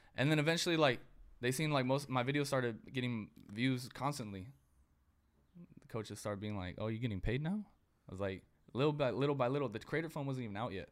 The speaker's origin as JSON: {"language": "English", "town": "Dinuba", "region": "California", "country": "United States", "tie": "born or raised there", "said": "I'm from Dinuba, like the 559 Fresno area. I was the only white kid in my school"}